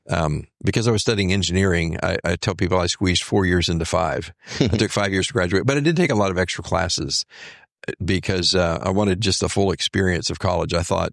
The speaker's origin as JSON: {"language": "English", "town": "Houston", "region": "Texas", "country": "United States", "tie": "born or raised there", "also_born_or_lived": "Bryan/College Station, Texas", "said": "I grew up in the Houston area."}